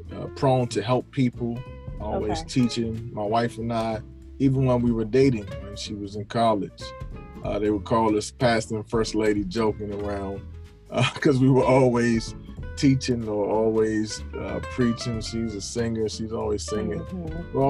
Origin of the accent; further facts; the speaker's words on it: Crofton, Maryland, United States; I grew up in Crofton, Maryland